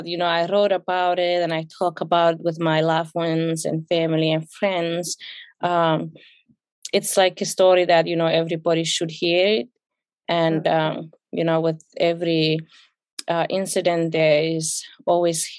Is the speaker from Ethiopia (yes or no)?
yes; Ethiopia; English is a second language; also born or lived in South Africa; now in United States; I grew up in Ethiopia.